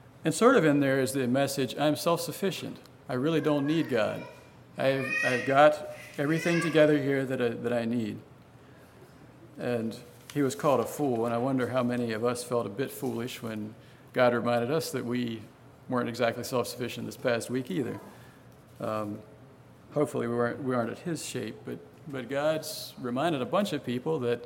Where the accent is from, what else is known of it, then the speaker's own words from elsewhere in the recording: Gladys, Virginia, United States; moved away as an adult; now in Guatemala; growing up in Gladys